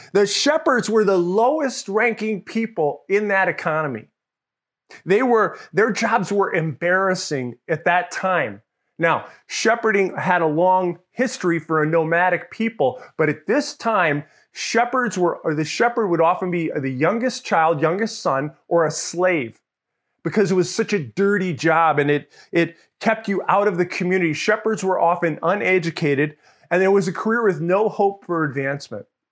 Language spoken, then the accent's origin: English; Mamaroneck, New York, United States; also born or lived in Larchmont, New York; I grew up in New York, and outside of the, the city of New York, in a place called Mamaroneck. I grew up Larchmont, Mamaroneck, as a kid.